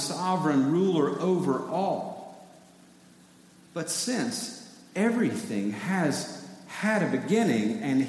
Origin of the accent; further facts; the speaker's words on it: East Tennessee, United States; now in South Carolina, United States; I grew up in East Tennessee